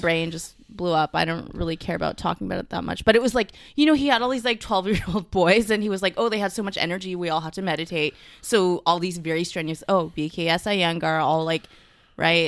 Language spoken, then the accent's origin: English; Mississauga, Ontario, Canada; also born or lived in Vancouver / Toronto; I'm from Mississauga